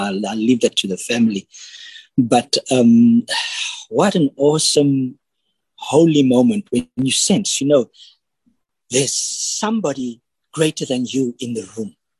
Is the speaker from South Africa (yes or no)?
yes; Cape Town, Western Cape, South Africa; now in Johannesburg, South Africa; I am originally from Cape Town, but I'm living in Johannesburg at the moment.